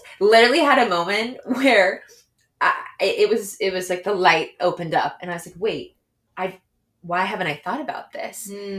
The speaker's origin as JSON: {"language": "English", "town": "Houston", "region": "Texas", "country": "United States", "tie": "born or raised there", "also_born_or_lived": "New York City", "moved": "as an adult", "lives_now": "Los Angeles, United States", "said": "born and raised in Houston. I went to college in New York City."}